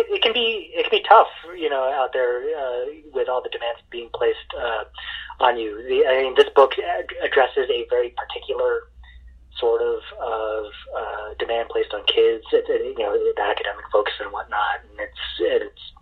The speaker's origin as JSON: {"language": "English", "region": "East Coast", "country": "United States", "tie": "born or raised there", "also_born_or_lived": "San Francisco Bay Area", "moved": "yes", "said": "I grew up in the East Coast, I call it bubble tea"}